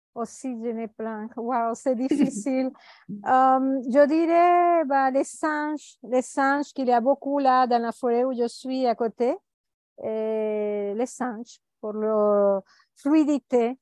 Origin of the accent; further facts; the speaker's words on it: Venezuela; now in Costa Rica; Je suis née au Venezuela